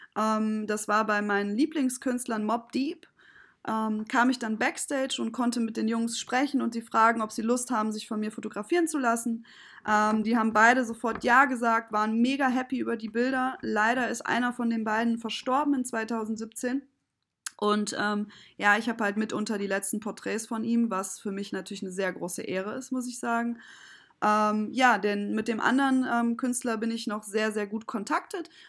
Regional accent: Kassel, Hesse, Germany; moved away as an adult; now in Düsseldorf, Germany; bin aber als kleines Kind mit vier Jahren zwischen äh, weggezogen nach Kassel ähm, mit meiner Mutter und bin dort aufgewachsen.

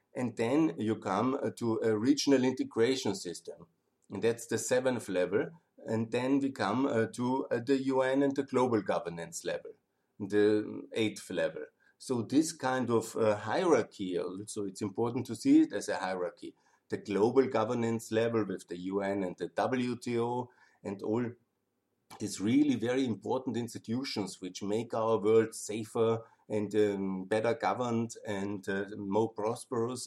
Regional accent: Austria; I love my home country.

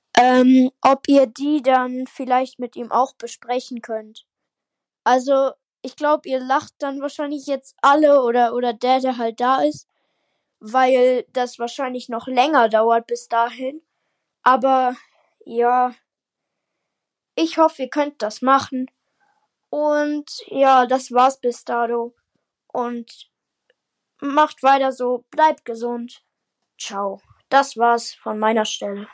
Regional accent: Baden-Württemberg, Germany; Also ich komme aus Baden-Württemberg, nicht aus Bayern

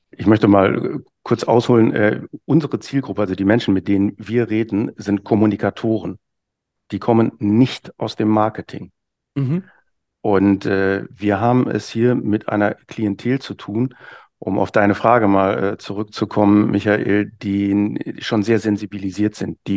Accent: Hamburg, Germany; Als Hamburger würde ich da sagen, ne, ich muss eben wissen, wenn ich unten am Fischmarkt stehe, kriege ich heute noch nasse Füße oder nicht.

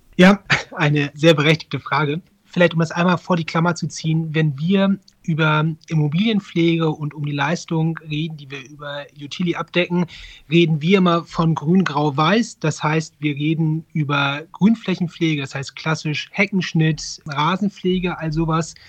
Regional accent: Northern Germany, Germany; moved away as an adult; also born or lived in Mainz / Frankfurt; now in Düsseldorf, Germany; ich bin eigentlich Norddeutscher

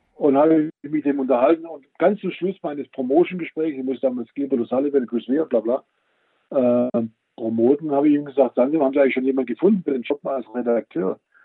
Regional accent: Swabia, Germany; als Schwabe

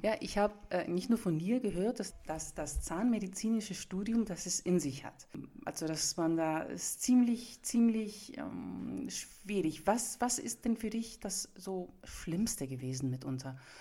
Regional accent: Nuremberg, Bavaria, Germany; ich komme aus Franken, ich bin Griechen, aber ich wurde ja in Nürnberg geboren, in Franken geboren.

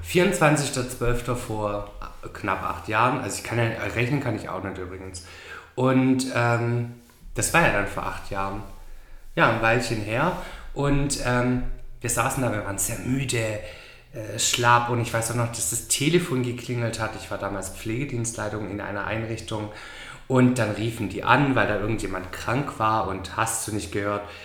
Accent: Swabia, Germany; moved away as an adult; now in Gran Canaria, Spain; ich bin Schwabe

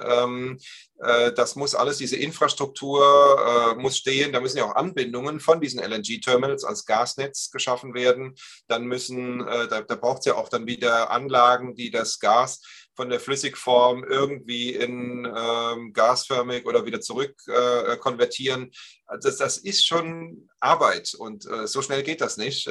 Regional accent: Germany; wir Deutschen

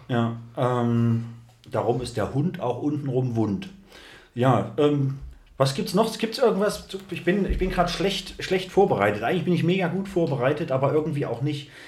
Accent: East Germany, Germany; bin auch Ossi vom Dorf

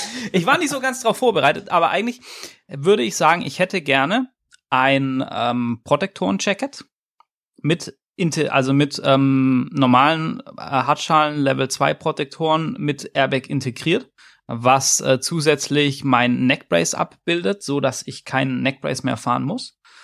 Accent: Swabia, Germany; ich als, als Schwabe

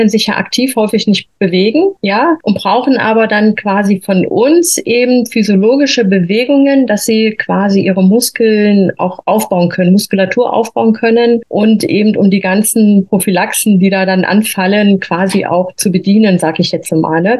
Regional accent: Thuringia, Germany; born there; moved away as an adult; now in Freising, Germany; komme hier aus der Nähe von München, also wohnhaft jetzt im Freising, gebürtig eigentlich komme ich aus Thüringen, bin aber quasi nach der Wende hier in Bayern gelandet mit meiner Ausbildung zur Krankenschwester.

